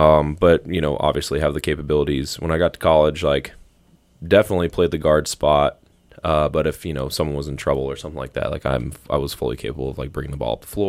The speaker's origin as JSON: {"language": "English", "region": "the South", "country": "United States", "tie": "born or raised there", "said": "You know, I grew up in the South. Like, there's a church on every corner, Bible Belt, like all that stuff."}